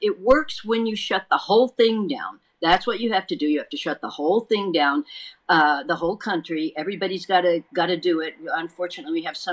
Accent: Texas, United States; now in California, United States; my home state of Texas

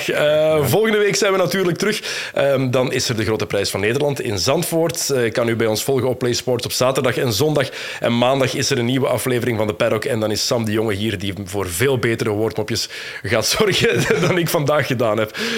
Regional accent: Belgium; Als Belg is het zuur.

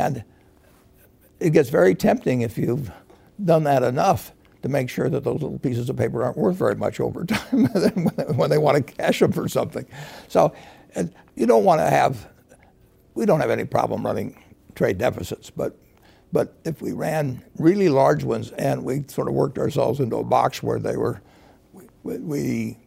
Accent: United States; born or raised there

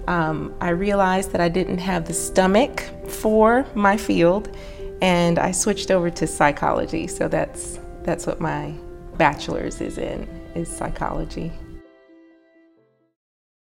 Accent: Maryland, United States; moved away as an adult; also born or lived in North Carolina; now in Oklahoma, United States; I grew up in Maryland up through graduating college

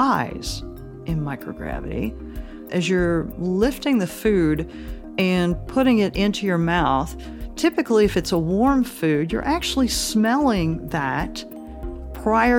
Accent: Gulf Coast, United States; growing up on the Gulf Coast

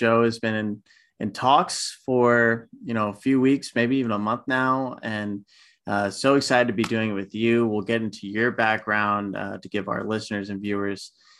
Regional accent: Houston, Texas, United States; also born or lived in Manhattan, New York; now in New York, United States; I was born and raised in Houston, Texas.

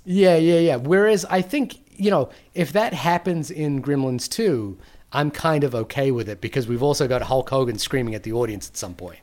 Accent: New Zealand; I'm from New Zealand.

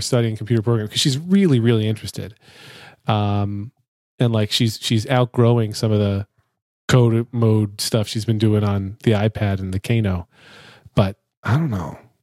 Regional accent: United States; I'm an American

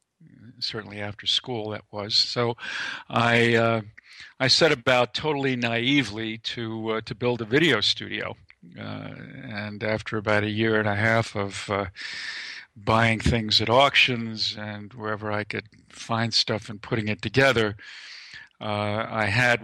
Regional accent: New York City, New York, United States; I grew up in Lower Manhattan and Lower East Side, and then moved to the Bronx for a while, that sort of thing.

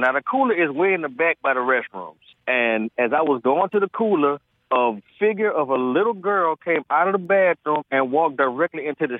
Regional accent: New Orleans, Louisiana, United States; Now, I'm from New Orleans, and I work in a restaurant in New Orleans.

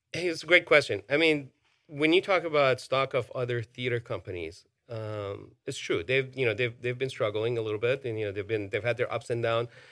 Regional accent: Iran; moved away; I grew up in Iran. You know, I, I was born and raised over there

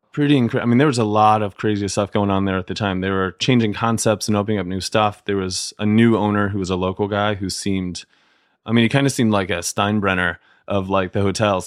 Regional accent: Canton, Ohio, United States; moved away as an adult; Canton, Ohio

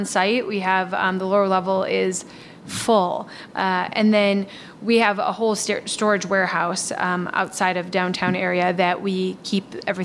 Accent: Milwaukee, Wisconsin, United States; also born or lived in Michigan / Washington, D.C.; born and raised in Milwaukee

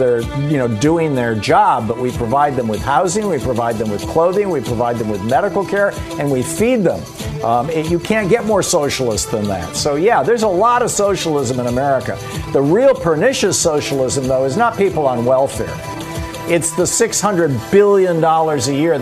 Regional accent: Michigan, United States; I grew up in Michigan

